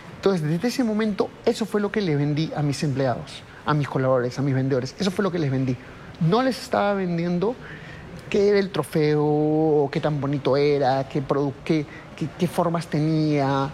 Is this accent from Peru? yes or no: yes; Peru; solo en mi país, mira, en Perú